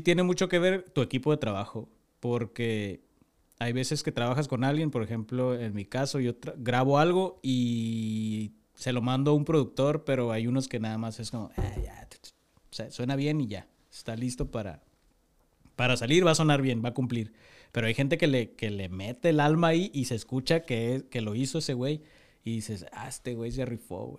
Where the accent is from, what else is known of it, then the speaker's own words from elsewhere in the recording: Tijuana, Baja California, Mexico; also born or lived in Durango; Yo llegué aquí al año y medio, me trajeron mis papás yo soy de Durango, nací en Durango, pero toda mi vida he estado aquí, entonces yo soy de Tijuana.